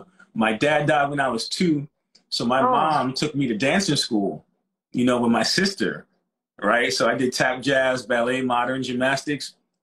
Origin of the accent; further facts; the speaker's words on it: New York City, New York, United States; moved away; I'm from Brooklyn, New York, so that would be, I was born in 1970. I'm 51